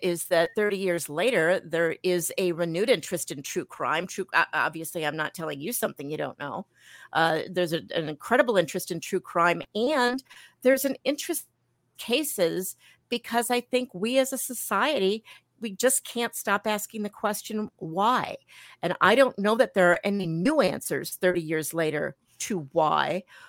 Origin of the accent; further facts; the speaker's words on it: Milwaukee, Wisconsin, United States; also born or lived in New York; I was born in New York. Every once in a while, when I say New York or coffee, you can kind of, you know, hear it sneaking out there. I moved back to Milwaukee, which is where my mom and dad were from. We came back here when I was 10 years old